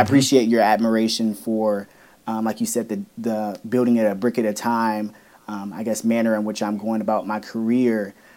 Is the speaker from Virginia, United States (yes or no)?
yes; Woodbridge, Virginia, United States; Woodbridge, Virginia, my hometown